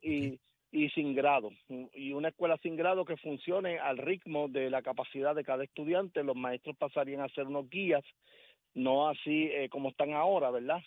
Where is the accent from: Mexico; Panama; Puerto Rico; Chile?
Puerto Rico; Puerto Rico, no solamente por ser parte de una de las puntas del Triángulo de las Bermudas, somos descendientes de la Atlántida, aquí hay mucho magnetismo